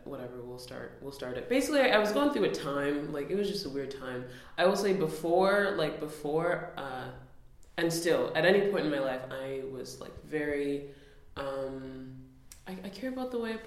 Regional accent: Nunavut, Canada; now in Toronto, Canada; I'm from Nunavut

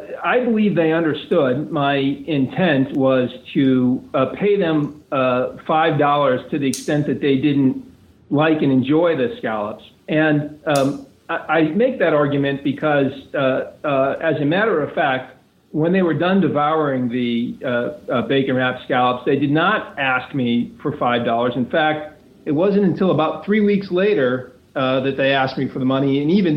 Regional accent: Nashua, New Hampshire, United States; Nashville, New Hampshire.

